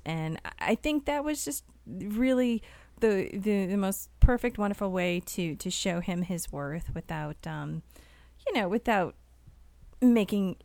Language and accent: English; near Revere, Massachusetts, United States; I'm not from Revere. Three towns away.